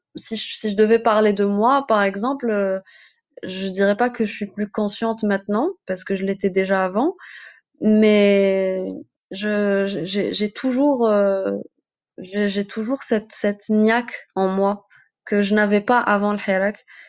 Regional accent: Algeria; en tant qu'Algérienne

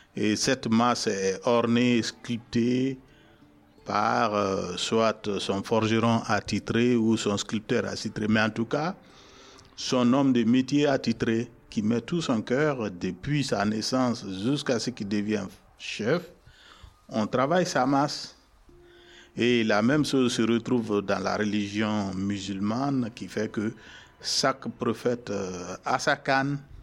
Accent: Guinea; moved away; j'ai 50 ans cette année euh, je viens de la Guinée

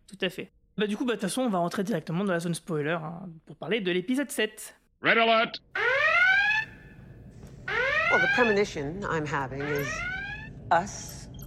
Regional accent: Hauts-de-France, France; En tant que Picard, la première fois où je rencontrais Gainan dans le passé

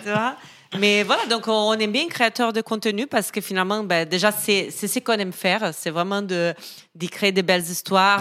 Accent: Brazil; accent: Brazilian; French is a second language; moved away as an adult; now in Paris, France; Je suis brésilienne, je pense que ça s'entend, un petit accent.

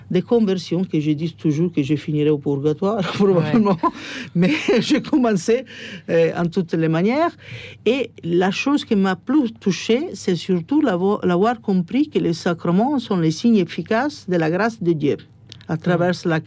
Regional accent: Rome, Lazio, Italy; born there; French is a second language; j'étais fils unique. Comme je disais, je suis né à Rome.

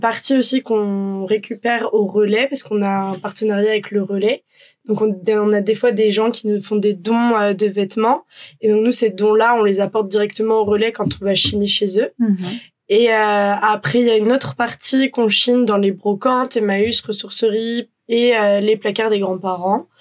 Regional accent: Brittany, France; moved away; On est bretonne d'origine. L'été dernier, on était rentré en Bretagne

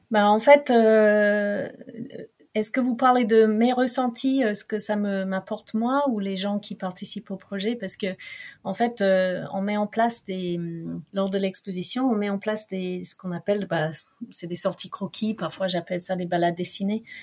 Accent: England, United Kingdom; French is a second language; now in France; je suis anglaise

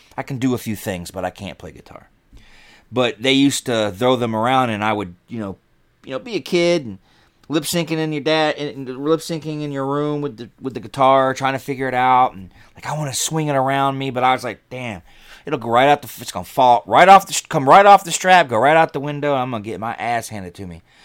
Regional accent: Georgia, United States; moved away; also born or lived in Chicago; I grew up in Georgia, so I was a shelter kid

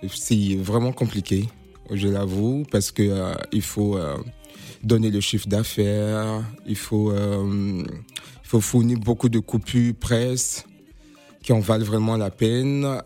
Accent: Côte d’Ivoire; now in Paris, France; mon pays d'origine, la Côte d'Ivoire

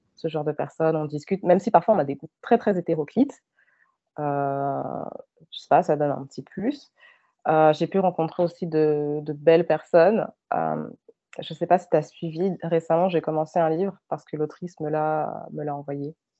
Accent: France; moved away as an adult; now in Canada; je suis née et j'ai grandi en France

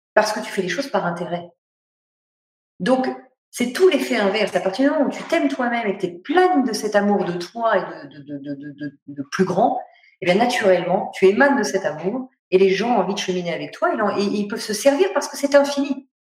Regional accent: Paris, Île-de-France, France; je suis parisienne

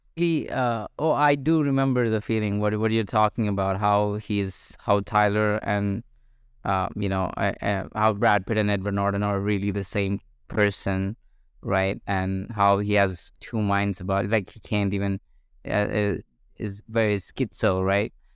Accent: India; moved away as an adult; I grew up in India for 21 years of my life until I was 21

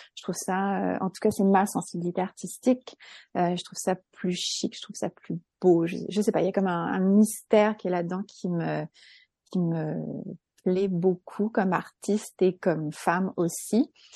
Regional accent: France; moved away as an adult; now in Quebec, Canada; je suis française, j'ai immigré au Québec il y a 14 ans, je suis une franco-québécoise

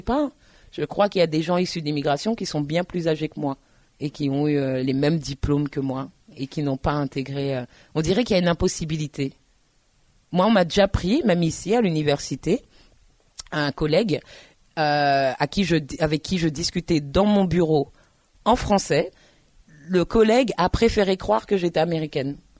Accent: Paris, Île-de-France, France; moi je suis parisienne

